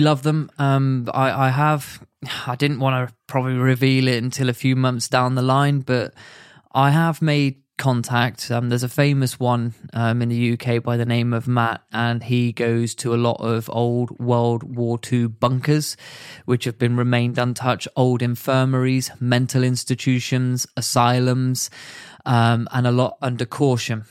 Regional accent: United Kingdom; as a British citizen

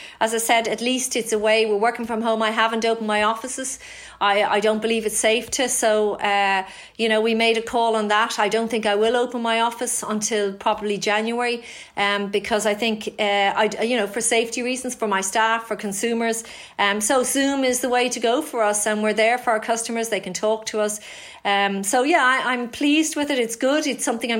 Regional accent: Ireland; I'm an Irish story

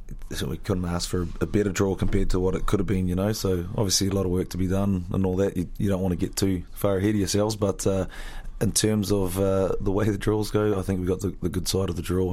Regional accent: New Zealand; also born or lived in Belfast; now in Dublin, Ireland; Middle Earth is not far away from where I grew up in New Zealand

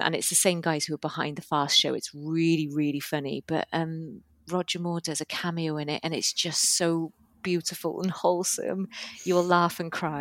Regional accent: United Kingdom; we are British

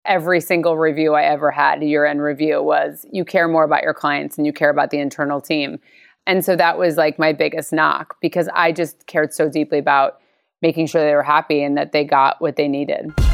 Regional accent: Stamford, Connecticut, United States; I'm from Connecticut, so I was born in Stamford. So I'm very much an East Coaster.

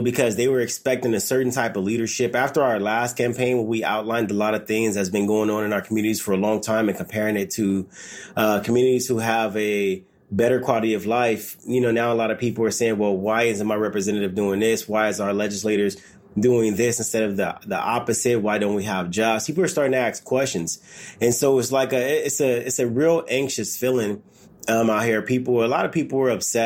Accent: Los Angeles, California, United States; I grew up in the South LA, the 94 riots

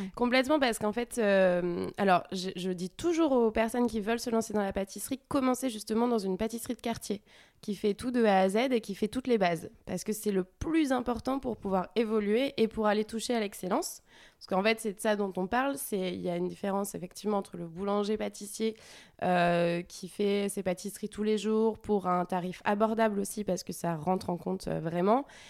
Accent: France; moved away as an adult; also born or lived in Montreal, Canada; je suis arrivée en tant que française, jeune, euh, pour prendre une place de chef

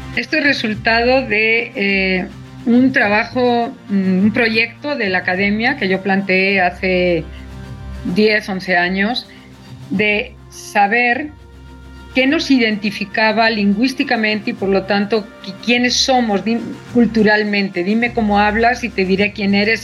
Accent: Mexico; los mexicanos

